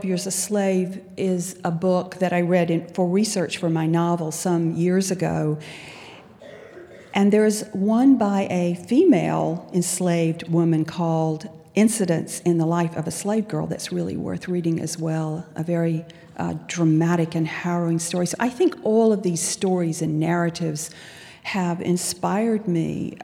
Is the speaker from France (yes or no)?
no; Albany, Georgia, United States; I grew up in pre-civil rights South as a child